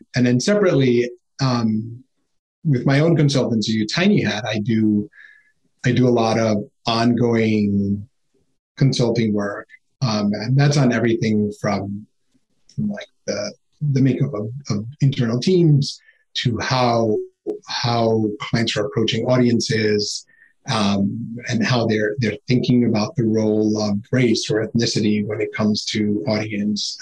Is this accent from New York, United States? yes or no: yes; New York City, New York, United States; growing up in Queens was amazing